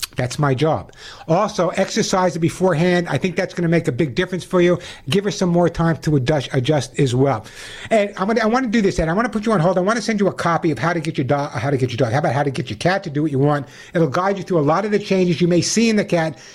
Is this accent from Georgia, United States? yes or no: no; Oceanside, New York, United States; my hometown of Oceanside, uh, New York